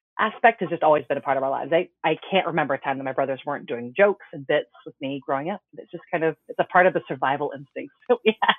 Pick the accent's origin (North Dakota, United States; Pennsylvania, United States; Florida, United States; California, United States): Florida, United States; Orlando; Growing up in Orlando